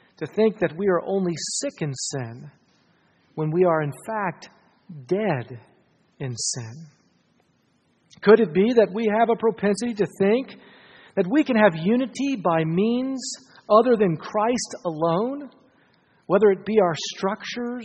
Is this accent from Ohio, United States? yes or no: yes; Ohio, United States; I grew up in Ohio. Like all faithful Ohioans, I grew up playing euchre.